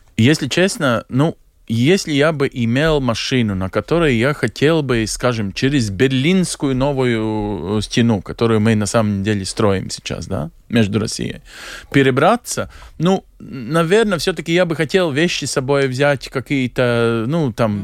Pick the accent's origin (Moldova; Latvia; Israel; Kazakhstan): Latvia; moved away as an adult; also born or lived in Belgium; как латыш